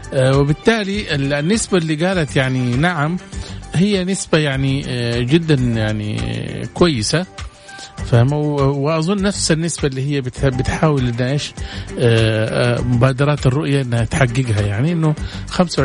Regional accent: Saudi Arabia; احنا عندنا في السعوديه

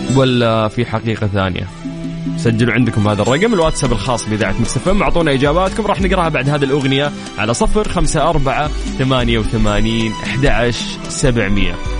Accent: Saudi Arabia; عندنا في المملكة العربية السعودية

